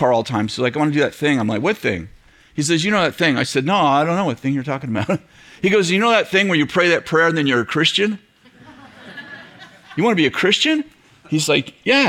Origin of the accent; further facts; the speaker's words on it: Weaverville, California, United States; I'm from Weaverville